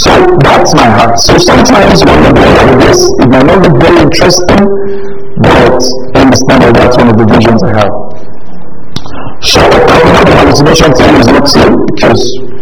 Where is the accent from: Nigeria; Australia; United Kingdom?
Nigeria; southern Nigeria; I grew up in the South, Southern Nigeria, most of us here grew up in the South